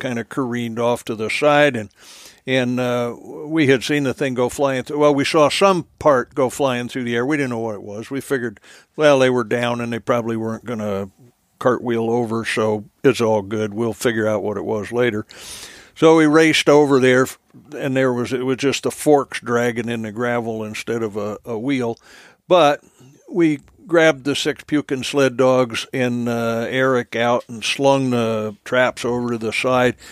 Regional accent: New Jersey, United States; moved away; born and raised in New Jersey

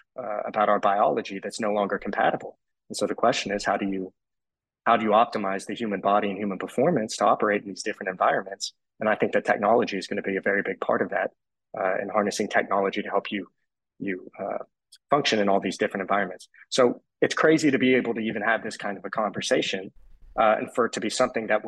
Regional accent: Austin, Texas, United States; I'm from Austin, Texas

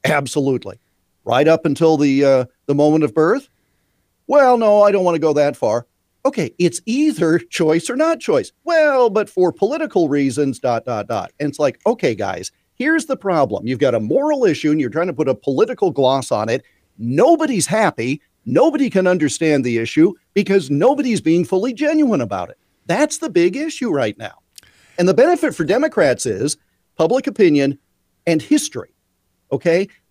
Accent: Iowa, United States; my home state of Iowa

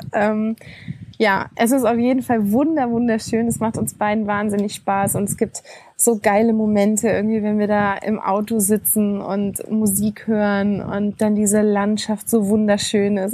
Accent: Germany; bei uns in Deutschland

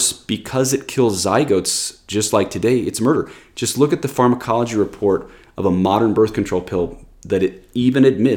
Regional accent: United States; we Americans

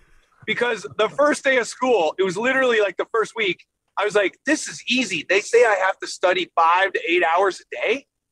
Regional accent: Scottsdale, Arizona, United States; also born or lived in Long Beach, United States; I was born in Los Angeles, California, Long Beach, California. And then I moved to all over the world with my dad's job. And then I spent high school and my tennis training in Phoenix, Scottsdale, actually.

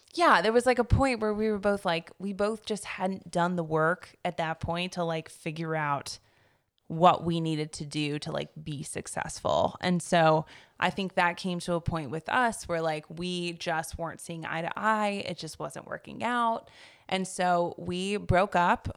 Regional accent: Chapel Hill, North Carolina, United States; I grew up in the Triangle over in, like, the Chapel Hill area.

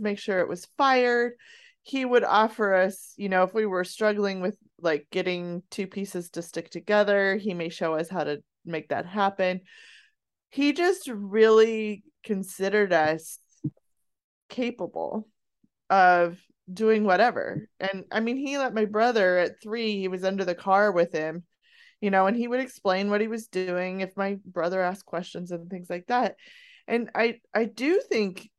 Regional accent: Colorado high country, United States; I grew up in the Colorado high country

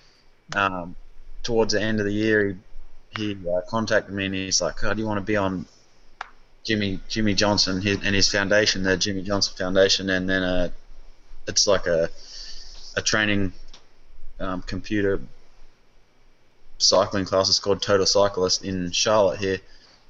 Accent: Australia; moved away

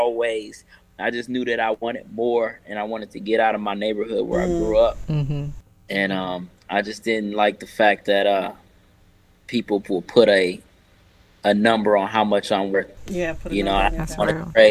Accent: Akron, Ohio, United States; now in Charlotte, United States; I'm originally from Akron, Ohio. I moved down to Charlotte in 2005.

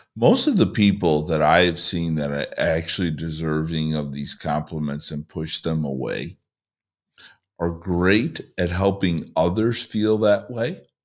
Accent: Chicago, Illinois, United States; moved away as an adult; now in Southern California, United States; I moved here from Chicago for a year and a half ago, where I lived in a one-mile radius basically my entire life.

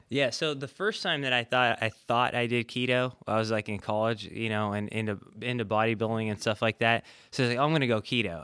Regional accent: California, United States; moved away; I'm originally from California

